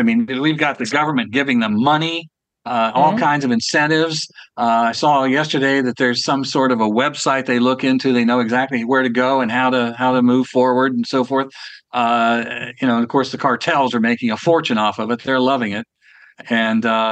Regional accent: Ohio, United States; Columbus, Ohio, as a matter of fact, which is my home state

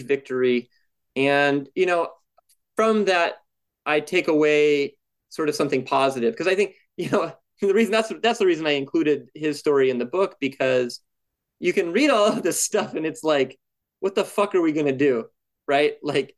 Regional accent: Montana, United States; I'm from Montana

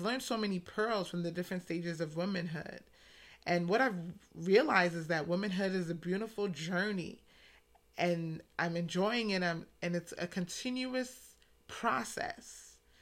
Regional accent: New York City, New York, United States; now in Atlanta, United States; I'm originally from New York City, specifically the Bronx, and now residing in Atlanta

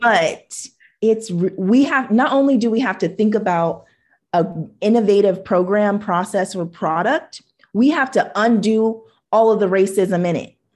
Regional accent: Huntington Beach, California, United States; also born or lived in Hawaii; the Japanese neighbors that I grew up with in Huntington Beach

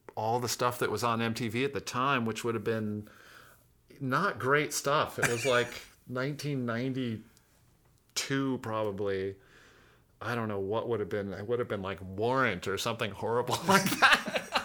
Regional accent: Fairbanks, Alaska, United States; moved away; Growing up in Alaska

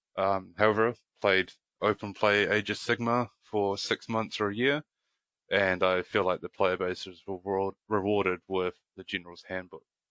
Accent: New Zealand; we're both from New Zealand.

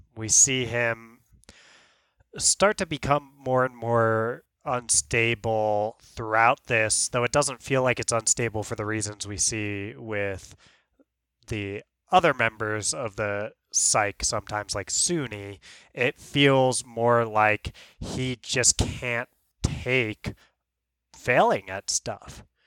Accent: New York, United States; you and I growing up in New York

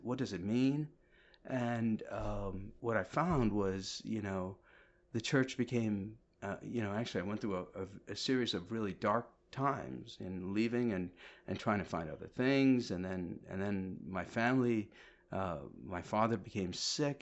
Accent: New Jersey, United States; also born or lived in Kerala, India; now in Westerly, United States; I'm from New Jersey also

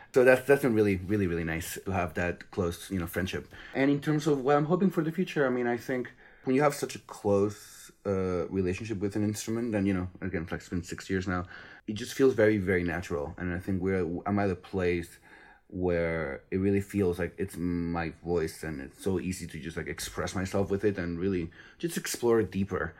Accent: Spain; now in United States; I'm originally from Spain, but I've been living in the U S for quite a while now.

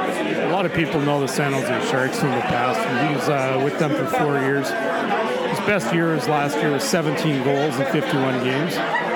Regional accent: Winnipeg, Manitoba, Canada; now in Seattle, United States; I grew up in Winnipeg with the Jets.

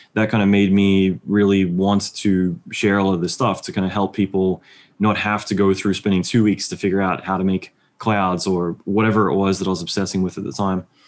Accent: Australia; moved away as an adult; now in United States; being Australian

